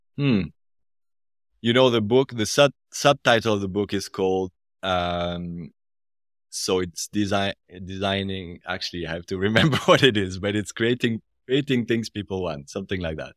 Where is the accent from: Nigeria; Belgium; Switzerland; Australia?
Switzerland; French part of Switzerland, Romandy; accent: French part of Switzerland; now in Zurich, Switzerland; I'm from the French part of the country